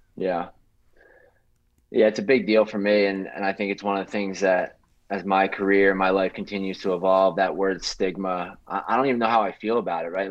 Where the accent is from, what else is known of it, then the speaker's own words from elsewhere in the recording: Philadelphia, Pennsylvania, United States; I'm from Philly